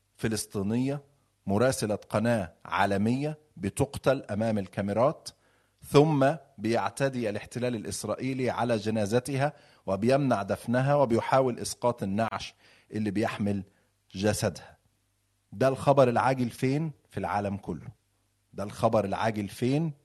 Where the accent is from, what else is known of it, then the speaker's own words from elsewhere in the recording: Egypt; أنا مصري